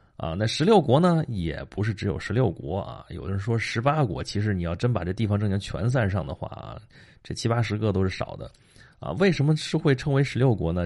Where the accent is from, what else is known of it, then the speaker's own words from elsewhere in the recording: Dong'a, Shandong, China; 东阿王就在我们老家那边儿